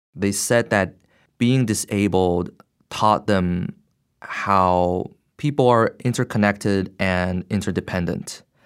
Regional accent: Beijing, China; moved away as an adult; now in United States; I grew up in Beijing. Uh, at the age of eighteen, I came to the U S for college and grad school

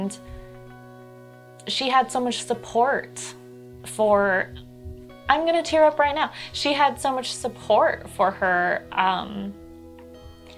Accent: Alaska, United States; growing up in Alaska, I worked in a million different types of jobs

